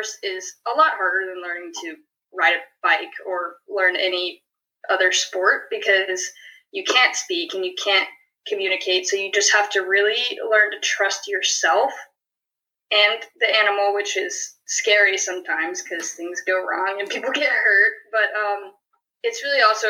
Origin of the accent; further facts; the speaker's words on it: Gainesville, Georgia, United States; moved away as an adult; now in Davidson, United States; I'm originally from Gainesville, Georgia.